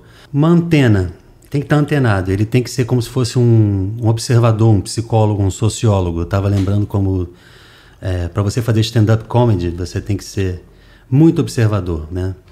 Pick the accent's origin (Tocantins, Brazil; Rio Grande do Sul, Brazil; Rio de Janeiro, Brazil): Rio de Janeiro, Brazil; moved away as an adult; also born or lived in United States; now in Fortaleza, Brazil; eu sou carioca e a Cibele, minha mulher, é cearense